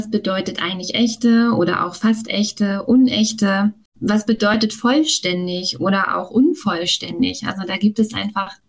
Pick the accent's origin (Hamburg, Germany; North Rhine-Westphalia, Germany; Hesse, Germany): Hamburg, Germany; Durch das Moin hat man es ja schon gehört. Ich komme aus Hamburg, mitten aus dem Norden.